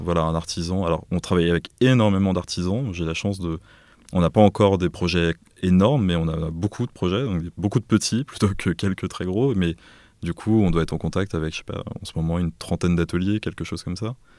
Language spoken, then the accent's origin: French; Auvers-sur-Oise, Île-de-France, France; also born or lived in Beirut, Lebanon / Paris; j'ai grandi à Auvers-sur-Oise, dans le Val d'Oise